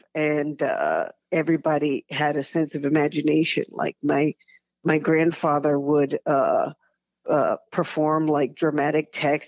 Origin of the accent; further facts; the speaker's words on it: Texarkana, Texas, United States; Yes, I was born in Wadley Hospital.